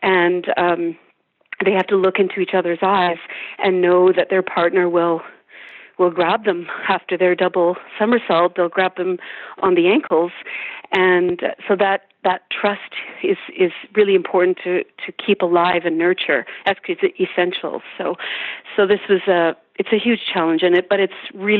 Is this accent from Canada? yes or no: yes; St. Albert, Alberta, Canada; moved away as an adult; also born or lived in Edmonton, Canada; now in United States; I grew up in St. Albert, and at one point I moved to Edmonton